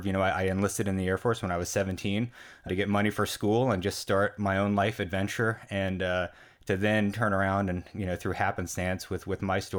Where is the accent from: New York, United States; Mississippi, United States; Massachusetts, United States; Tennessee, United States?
New York, United States; I grew up in New York